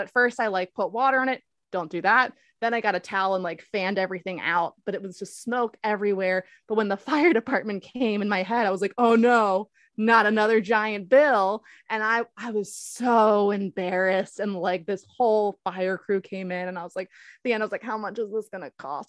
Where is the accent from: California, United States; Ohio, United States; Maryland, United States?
Maryland, United States; Baltimore; I'm from Baltimore